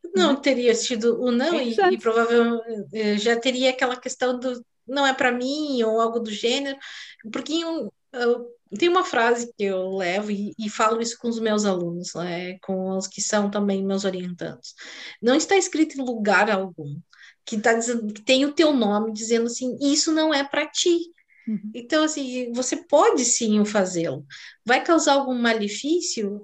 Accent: South Region, Brazil; eu sou do sul do Brasil

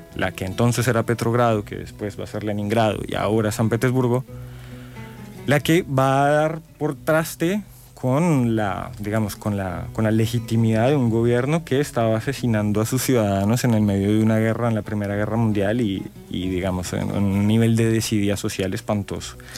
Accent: Colombia; soy colombiana

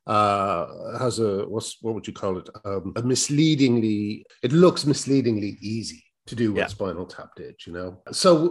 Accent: Ireland; accent: Irish; I've got an Irish accent

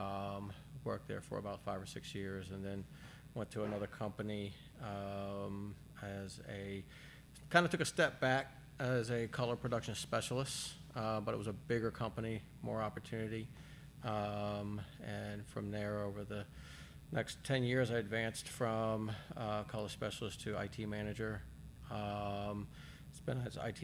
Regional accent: Maryland, United States; moved away as an adult; now in South Dakota, United States; I was born and raised in Maryland, which is on the East Coast.

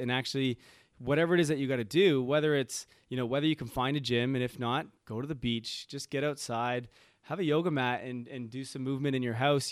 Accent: Toronto, Ontario, Canada; moved away; I'm from Toronto

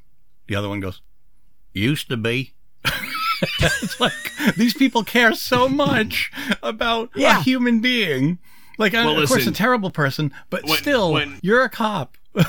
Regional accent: Rhode Island, United States; when I was growing up in Rhode Island

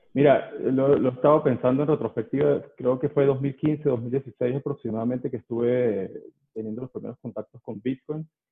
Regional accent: Venezuela; moved away as an adult; now in Mexico City, Mexico; soy venezolano, pero tengo ocho años viviendo aquí en la Ciudad de México.

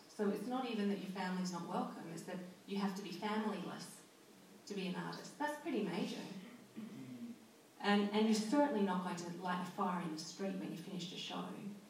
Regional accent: Scotland, United Kingdom; moved away; I feel more connected to this place than I've ever felt to anywhere in my life, and I immigrated from Scotland.

